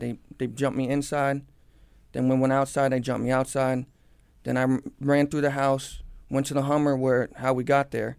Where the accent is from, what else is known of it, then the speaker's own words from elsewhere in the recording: Cooper City, Florida, United States; I was born and raised in Cooper City, Florida. I've lived in the same house my whole life